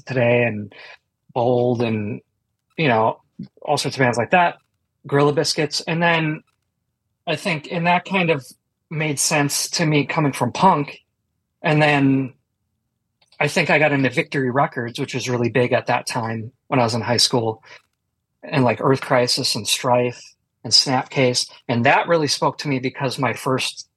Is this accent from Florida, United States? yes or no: no; Milwaukee, Wisconsin, United States; I grew up in Milwaukee, Wisconsin